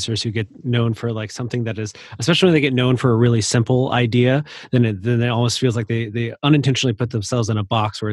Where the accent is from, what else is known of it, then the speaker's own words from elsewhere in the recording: Constantine, Michigan, United States; now in Grand Rapids, United States; I'm from Constantine, which is south of Kalamazoo, but my partner works for Live Nation as a regional box office manager here, based here in Grand Rapids. And so we live in Grand Rapids